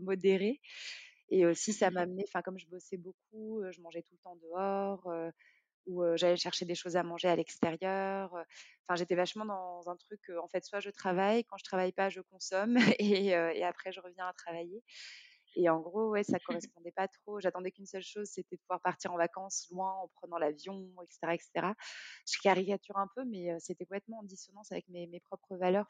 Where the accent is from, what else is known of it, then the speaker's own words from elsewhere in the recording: Morocco; moved away as an adult; also born or lived in France; j'ai grandi au Maroc jusqu'à mes 18 ans